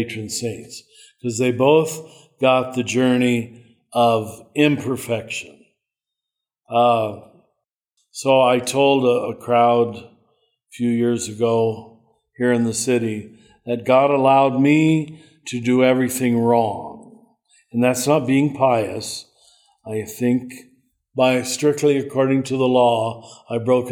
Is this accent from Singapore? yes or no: no; Kansas, United States; moved away; also born or lived in Cincinnati; I'm from Kansas